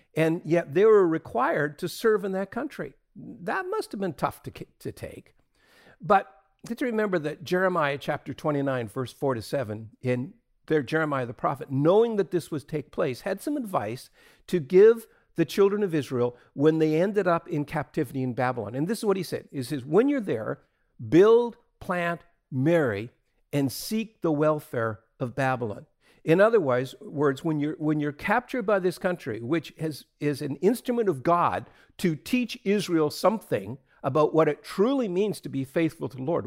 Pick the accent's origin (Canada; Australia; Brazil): Canada; Atlantic Canada; when I was a kid growing up in Atlantic Canada